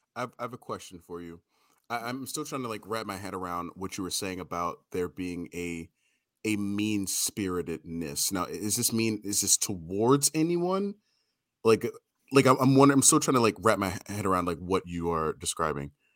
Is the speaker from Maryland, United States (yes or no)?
yes; Baltimore, Maryland, United States; I grew up in Baltimore